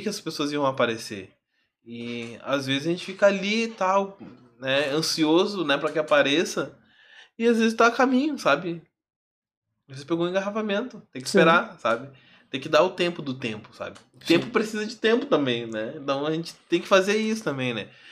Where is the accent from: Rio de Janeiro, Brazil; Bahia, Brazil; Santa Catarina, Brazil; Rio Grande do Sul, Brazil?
Rio Grande do Sul, Brazil; Alvorada; sou de Alvorada